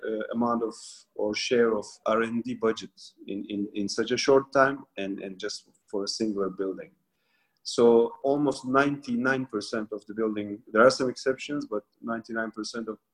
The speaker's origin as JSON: {"language": "English", "region": "Mardin", "country": "Turkey", "said": "I'm also from Mardin"}